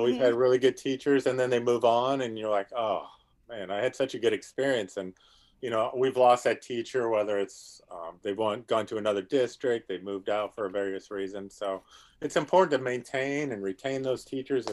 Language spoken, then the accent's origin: English; South Dakota, United States; moved away as an adult; now in Stafford County, Virginia, United States; I grew up in South Dakota